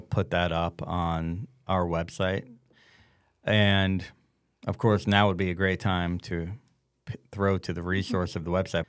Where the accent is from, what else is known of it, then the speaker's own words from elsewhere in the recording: the South, United States; growing up in the South, surrounded by Northerners